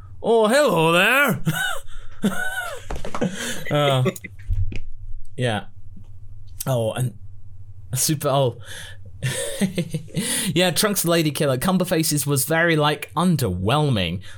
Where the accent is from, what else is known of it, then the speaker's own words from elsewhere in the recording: Geordie, North East England, United Kingdom; accent: Geordie; I do love my Geordie accent